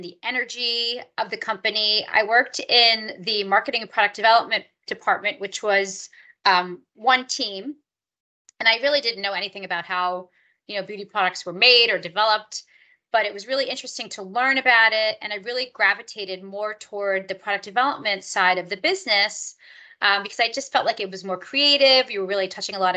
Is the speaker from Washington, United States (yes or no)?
no; New York, United States; I am from New York, and I went to school in New York